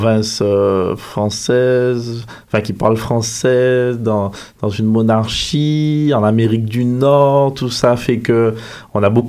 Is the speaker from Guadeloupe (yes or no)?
yes; Guadeloupe; moved away as an adult; Je viens des Antilles, je suis